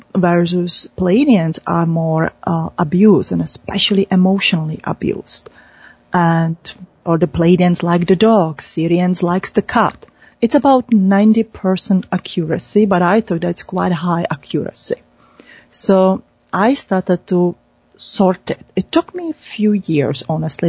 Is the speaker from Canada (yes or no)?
no; Czechia; moved away; I was born in Czech Republic